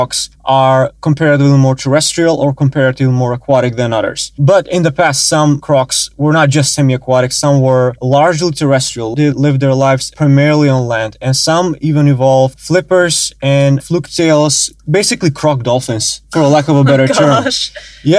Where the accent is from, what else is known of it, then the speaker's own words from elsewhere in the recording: North Macedonia; moved away as an adult; North Macedonia, yes